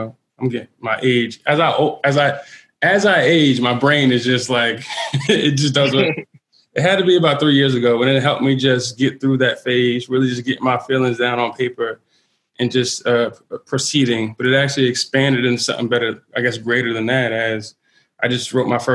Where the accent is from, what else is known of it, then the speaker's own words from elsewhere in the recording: New Jersey, United States; now in Yonkers, United States; I'm originally from Jersey.